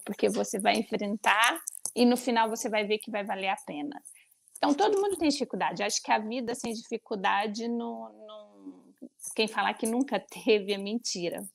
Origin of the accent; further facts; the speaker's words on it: Uberlândia, Minas Gerais, Brazil; moved away as an adult; also born or lived in São Paulo; now in Lisbon, Portugal; eu sou brasileira, sou nascida em Uberlândia